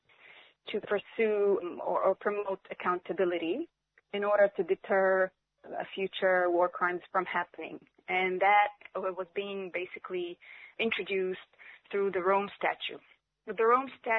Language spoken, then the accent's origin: English; Palestine; now in Australia; as a Palestinian, as an Australian.